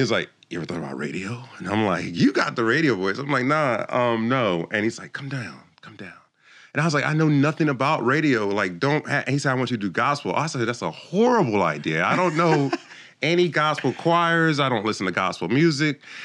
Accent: Jamaica; moved away; also born or lived in Philadelphia, United States; I came from Jamaica. I was born in Jamaica, a small island

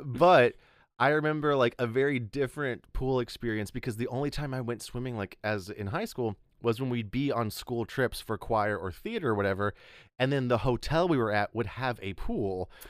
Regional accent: Texas Panhandle, United States; moved away as an adult; also born or lived in Chicago; I grew up in the Panhandle of Texas

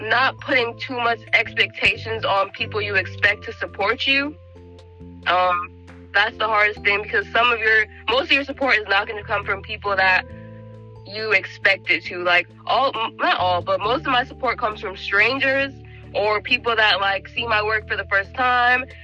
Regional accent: DC metropolitan area, United States; So I'm initially from the DMV. like, you know, the usual.

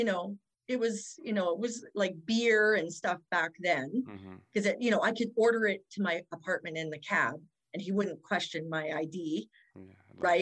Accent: Fort St. John, British Columbia, Canada; also born or lived in Kamloops, British Columbia / Dawson Creek, British Columbia; now in Calgary, Canada; I was born in Kamloops, BC, but then I grew up in Fort St. John and Dawson Creek

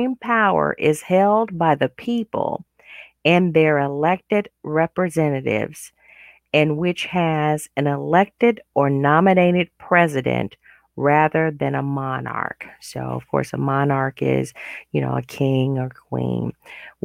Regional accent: United States; As an American

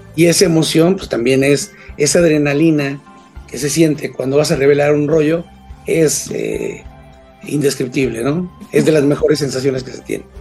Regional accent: Mexico City, Mexico; yo soy de la Ciudad de México, vivo en la Ciudad de México, soy de México

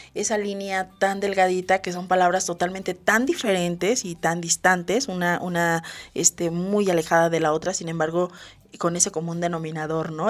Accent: Mexico; nosotros, todos los mexicanos

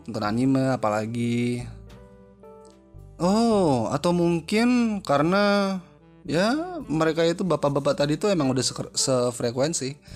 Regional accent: Jakarta, Indonesia; also born or lived in East Java; karena gue gede di Jakarta ya makanya gue paham gitu ya tapi harusnya gue lama di Jawa Timur harusnya gue juga paham dong

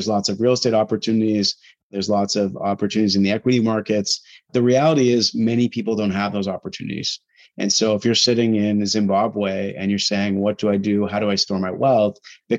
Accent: Canada; There's just so many uncertainties that are very hard to appreciate as a Canadian.

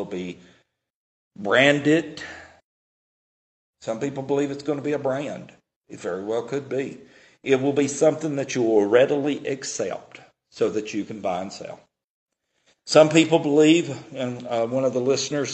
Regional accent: Tennessee, United States; I'm from Tennessee

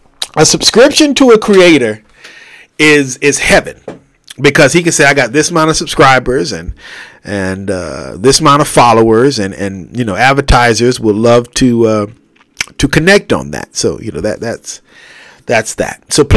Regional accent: California, United States; 11 o'clock in the morning, about to go to lunch because I'm a Californian. Because I am a Californian.

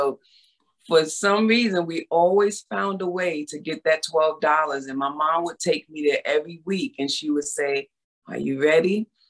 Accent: Bronx, New York, United States; also born or lived in Harlem; Well, I was born and raised in New York. I was born in Harlem.

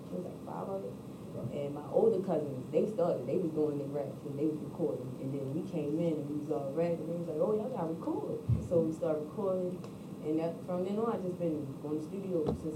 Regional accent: Baltimore, Maryland, United States; I'm born and raised in Baltimore

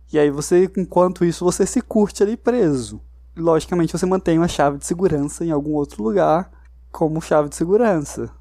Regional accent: Brazil; a gente, como brasileiro

